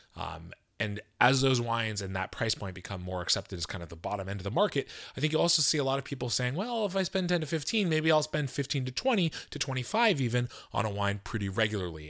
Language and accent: English; Seattle, Washington, United States; also born or lived in New York City; here in my hometown of Seattle